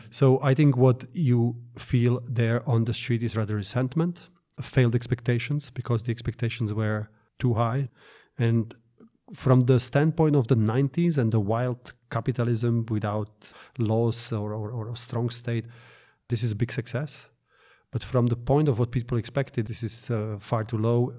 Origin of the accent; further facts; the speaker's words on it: Bratislava, Bratislava Region, Slovakia; my hometown of Bratislava, Slovakia